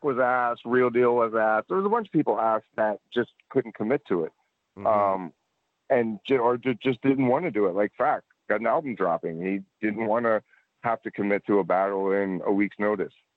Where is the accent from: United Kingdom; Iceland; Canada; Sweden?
Canada; Edmonton, Alberta; moved away; also born or lived in Nova Scotia; I grew up in Edmonton